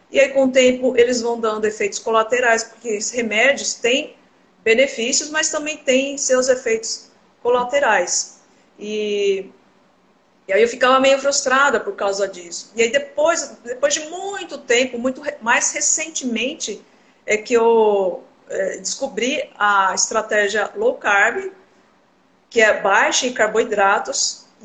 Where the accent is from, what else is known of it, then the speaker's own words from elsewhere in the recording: São Paulo, Brazil; moved away as an adult; now in Cuiabá, Brazil; Eu atuo aqui em Cuiabá, Mato Grosso. Eu sou de São Paulo, na verdade, né? Eu me formei na Universidade de São Paulo.